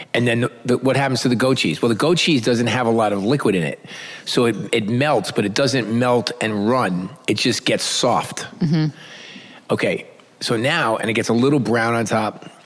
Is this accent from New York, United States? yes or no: yes; New York City, New York, United States; I'm from New York City